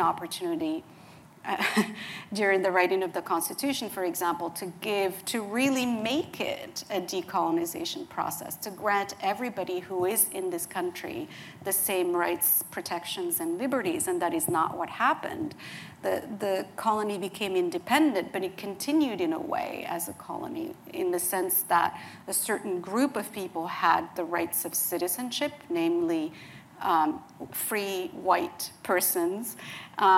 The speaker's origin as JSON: {"language": "English", "country": "Morocco", "tie": "born or raised there", "moved": "yes", "said": "I was born and raised in Morocco"}